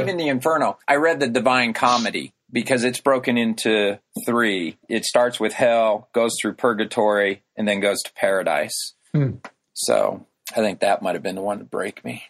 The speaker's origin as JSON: {"language": "English", "region": "rural Illinois", "country": "United States", "tie": "born or raised there", "moved": "yes", "lives_now": "Chicago, United States", "said": "a tractor going around the main square in my hometown that I grew up in."}